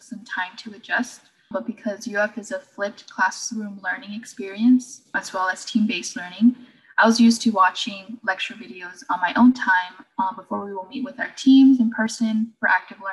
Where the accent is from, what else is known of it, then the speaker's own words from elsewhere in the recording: Miami, Florida, United States; I was originally from Miami, Florida